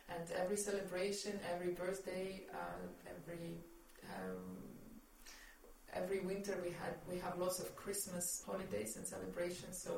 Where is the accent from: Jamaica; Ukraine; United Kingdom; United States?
Ukraine; Kyiv; moved away as an adult; now in Luxembourg; I've been in Luxembourg for three and a half years. Yes, and I'm Ukrainian. I'm from Kiev originally.